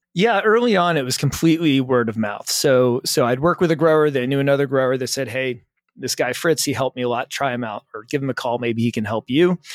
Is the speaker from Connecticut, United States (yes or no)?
no; the Poconos, Pennsylvania, United States; I'm from Pennsylvania, from the Poconos